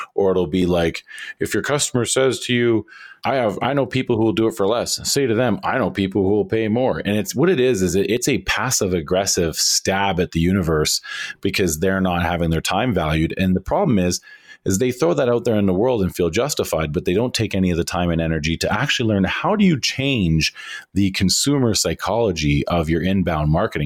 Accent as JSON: {"language": "English", "country": "Canada", "said": "we in Canada"}